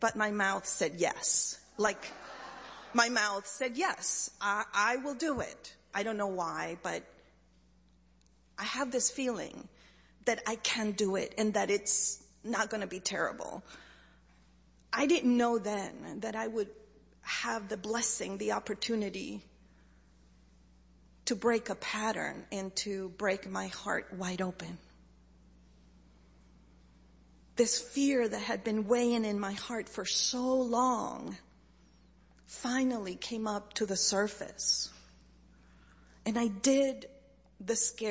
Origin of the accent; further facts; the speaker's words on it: Chile; moved away; I grew up in Chile